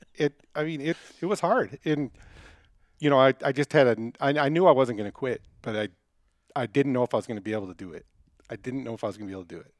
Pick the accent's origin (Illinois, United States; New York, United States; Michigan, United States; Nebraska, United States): Michigan, United States; Detroit; now in Denver, United States; I grew up in Detroit.